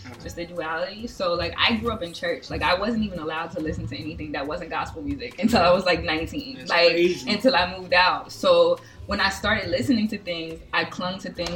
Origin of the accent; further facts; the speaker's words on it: New Jersey, United States; I am from South Jersey.